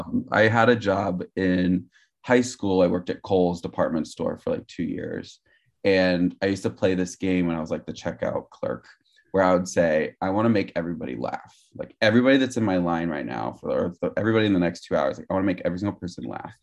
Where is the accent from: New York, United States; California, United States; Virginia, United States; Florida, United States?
California, United States; Gilroy; moved away; also born or lived in Morgan Hill, California; I was born in Gilroy, California